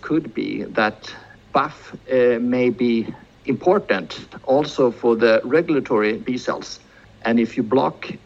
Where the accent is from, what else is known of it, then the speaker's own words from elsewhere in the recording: Sweden; we in Sweden